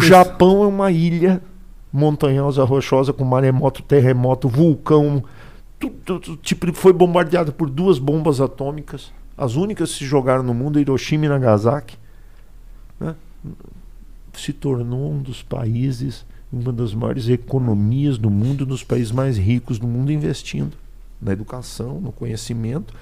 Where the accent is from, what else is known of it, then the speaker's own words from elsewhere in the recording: Aquidauana, Mato Grosso do Sul, Brazil; now in Campo Grande, Brazil; eu sou de aqui da Uana, moro em Campo Grande, mas tenho família